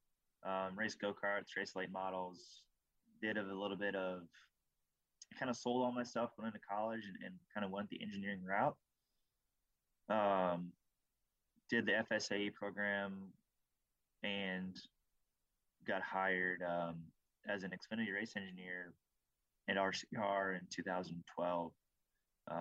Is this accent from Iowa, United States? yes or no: yes; Iowa, United States; growing up in Iowa